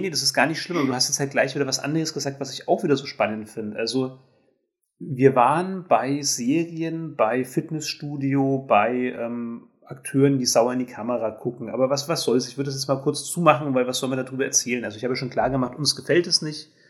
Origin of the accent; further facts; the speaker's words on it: Germany; ich bin Deutsche